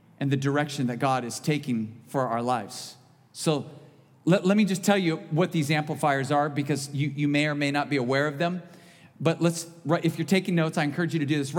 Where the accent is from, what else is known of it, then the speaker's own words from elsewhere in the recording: United States; being an American